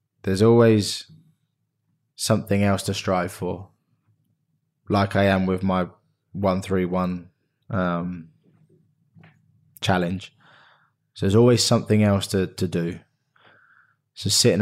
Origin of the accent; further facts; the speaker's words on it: Reading, South East England, United Kingdom; also born or lived in Australia; I was a kid from Reading